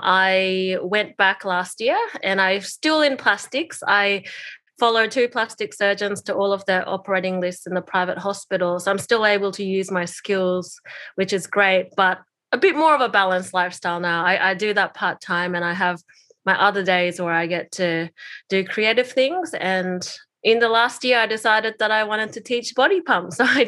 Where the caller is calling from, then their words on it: New South Wales, Australia; I'm joining from Kamaraygal land from the Eora Nation.